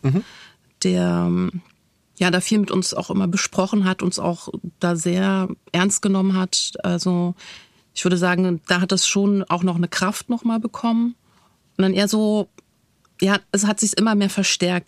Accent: Berlin, Germany; für mich als Berlinerin

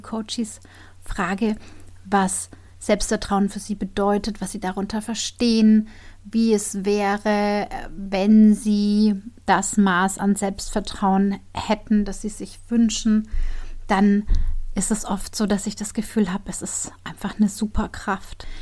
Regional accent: Bavaria, Germany; bin ich ja aus Bayern

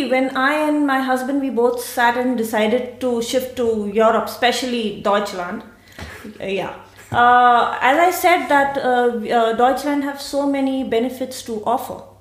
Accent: Mumbai, Maharashtra, India; moved away as an adult; also born or lived in Pune; now in Siegen, Germany; I come from India. Uh, I'm born in uh, Mumbai, the city of love, music, and Bollywood. Um, here in Germany, I'm staying in uh, Siegen and I have uh, come one and a half years back

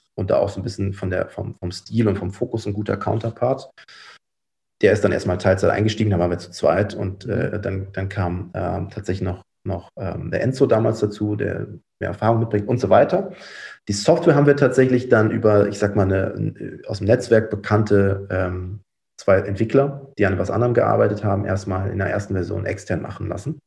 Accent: Cologne, North Rhine-Westphalia, Germany; ich bin tatsächlich in Köln geboren, aufgewachsen

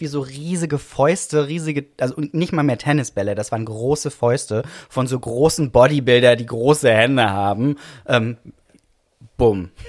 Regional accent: Villingen-Schwenningen, Baden-Württemberg, Germany; moved away; ich bin geboren im Schwarzwald.

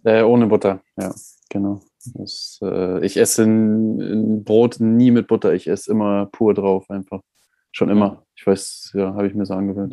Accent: Germany; als Deutscher

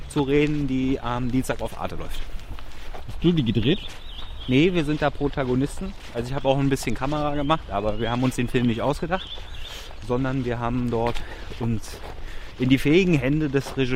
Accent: Berlin, Germany; bin ja Berliner, das ist mein Heimatöffi quasi.

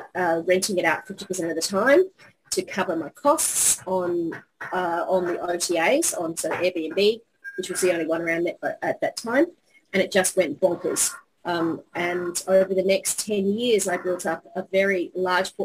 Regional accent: Australia; moved away as an adult; now in Japan; I've been in Japan for 20 years. I'm an Australian

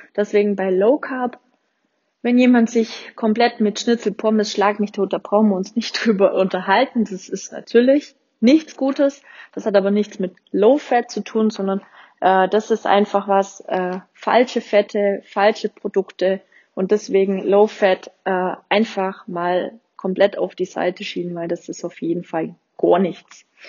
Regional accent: Swabia, Germany; accent: Swabian; ich komme ja aus dem Schwabeländle

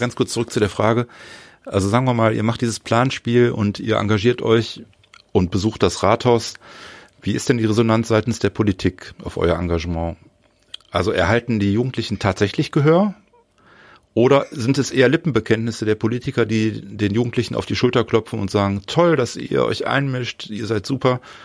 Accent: North Rhine-Westphalia, Germany; bei uns in Nordrhein-Westfalen

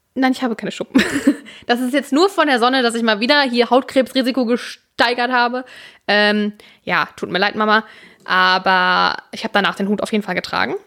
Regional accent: Münster, North Rhine-Westphalia, Germany; wir hier als Münsteraner

